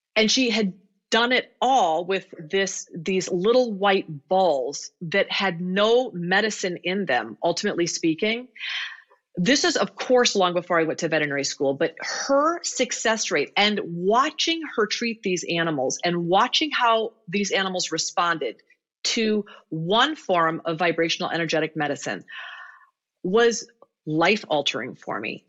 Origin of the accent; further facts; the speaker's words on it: Iowa, United States; I grew up in Iowa